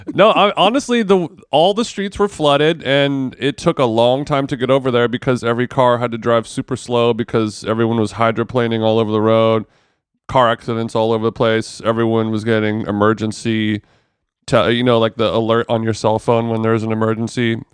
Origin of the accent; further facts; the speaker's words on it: United States; as an American